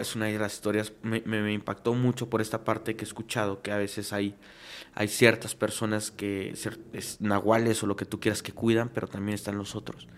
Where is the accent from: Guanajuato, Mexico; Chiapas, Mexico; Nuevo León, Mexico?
Chiapas, Mexico; Venustiano Carranza; now in Mexico City, Mexico; Yo soy de Chiapas, específicamente Carranza, Chiapas